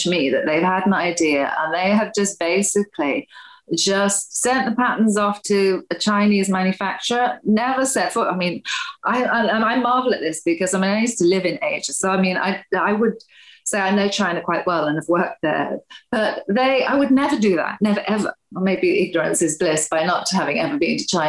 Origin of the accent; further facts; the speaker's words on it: Wales, United Kingdom; moved away; I'm originally Welsh